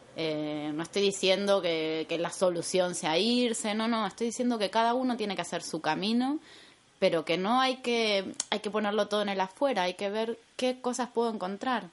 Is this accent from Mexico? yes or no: no; Argentina; moved away as an adult; also born or lived in Buenos Aires; now in Madrid, Spain; yo soy argentina